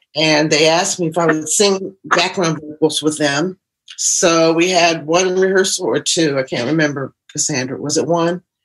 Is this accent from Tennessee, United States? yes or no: no; Columbus, Ohio, United States; moved away as an adult; also born or lived in Cleveland; now in Philadelphia, United States; I live in Philadelphia now, but I'm from Ohio originally, Columbus, Ohio